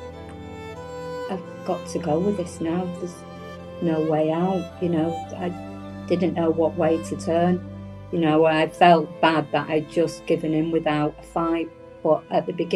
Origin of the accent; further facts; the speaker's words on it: Whitefield, North West England, United Kingdom; I grew up in Manchester, outside of Manchester. It was called Whitefield